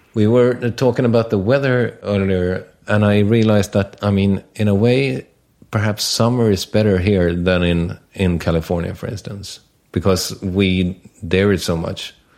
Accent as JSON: {"language": "English", "country": "Sweden", "said": "in Sweden"}